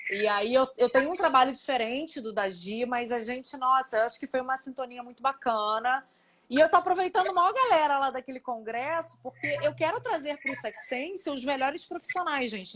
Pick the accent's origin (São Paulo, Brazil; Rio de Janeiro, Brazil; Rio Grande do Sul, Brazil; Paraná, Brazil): Rio de Janeiro, Brazil; eu sou aqui do Rio